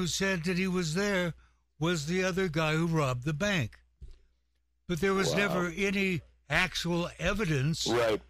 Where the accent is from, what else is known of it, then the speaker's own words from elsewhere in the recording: Walla Walla, Washington, United States; the state where I'm from, and he actually winds up in my hometown, Walla Walla, Washington